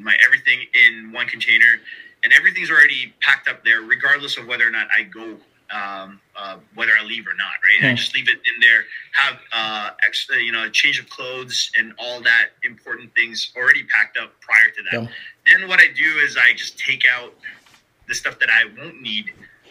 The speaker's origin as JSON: {"language": "English", "country": "Canada", "said": "I am Canadian"}